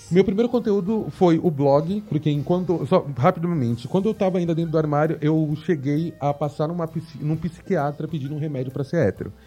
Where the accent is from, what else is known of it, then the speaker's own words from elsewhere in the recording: São Paulo, Brazil; nasci e cresci aqui em São Paulo, capital. É, cresci na periferia de São Paulo, Americanópolis